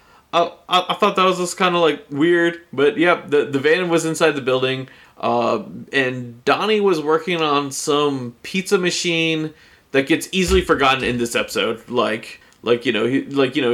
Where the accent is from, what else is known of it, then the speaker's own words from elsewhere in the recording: United States; I grew up in America